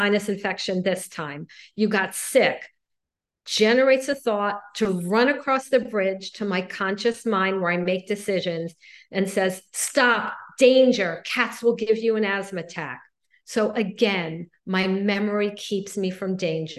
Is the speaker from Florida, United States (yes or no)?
yes; Miami Beach, Florida, United States; I grew up in Miami Beach